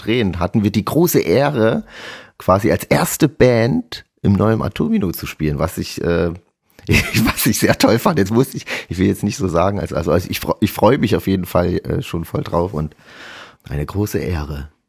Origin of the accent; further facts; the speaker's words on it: Chemnitz, Saxony, Germany; bei uns in Chemnitz